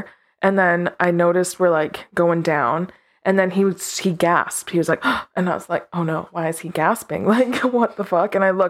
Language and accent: English; Canada; I'm 26, also from the West Coast.